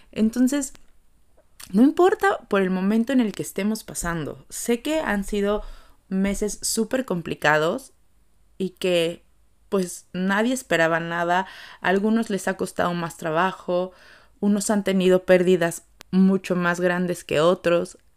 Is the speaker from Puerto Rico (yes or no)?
no; Mexico; como mexicanos